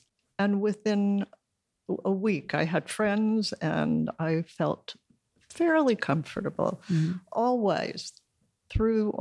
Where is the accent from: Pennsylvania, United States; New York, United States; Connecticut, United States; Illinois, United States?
New York, United States; New York City; also born or lived in Brooklyn, New York; my family moved to Queens, and I grew up in Astoria